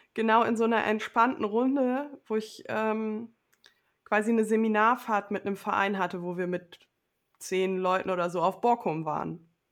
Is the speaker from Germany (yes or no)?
yes; Low German-speaking home region, Northern Germany, Germany; accent: Low German (Plattdeutsch); ich übernehme ja auch Wörter aus meiner Heimat, so aus dem Plattdeutschen